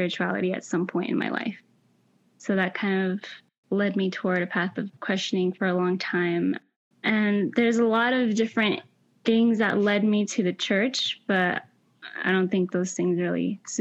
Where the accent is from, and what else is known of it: Central Valley, California, United States; born or raised there; first language Spanish; English is a second language; also born or lived in Mexico